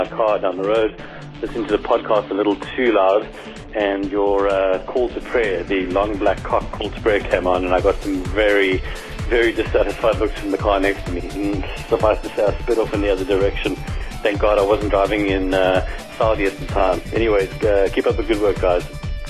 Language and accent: English; South Africa; now in Abu Dhabi, United Arab Emirates; calling from Abu Dhabi. I'm a South African living in Abu Dhabi.